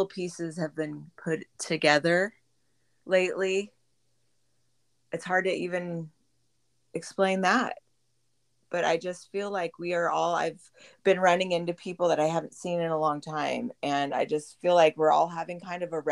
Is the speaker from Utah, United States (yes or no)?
no; Boise, Idaho, United States; also born or lived in San Diego, California; I grew up here. I wasn't born here. I was born in San Diego. But my dad is from Idaho, so we moved back up here in 85. And I'm grateful that I was able to grow up here.